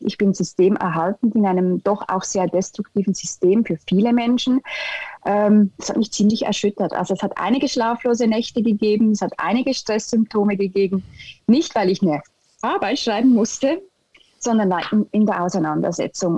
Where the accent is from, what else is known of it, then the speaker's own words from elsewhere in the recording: Switzerland; German is a second language; im Moment in der Schweiz einen Kulturschock im eigenen Land